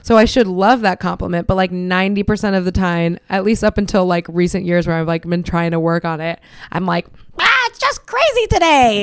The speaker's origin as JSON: {"language": "English", "town": "Miami", "region": "Florida", "country": "United States", "said": "I'm Cuban, you know, I'm from Miami"}